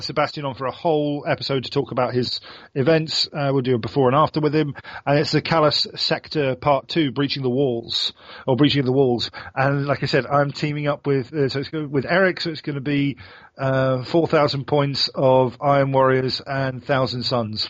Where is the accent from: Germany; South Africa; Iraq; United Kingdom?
United Kingdom; England; now in Sweden; I'm Englishman